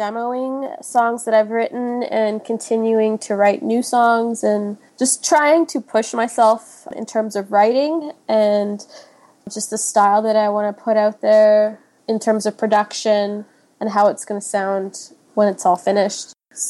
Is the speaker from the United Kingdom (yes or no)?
no; Switzerland; also born or lived in Kenya; now in Edmonton, Canada; I was born in Kenya. My mom is Kenyan and my dad is Swiss. So after, I think I was like one, and then we moved to Switzerland.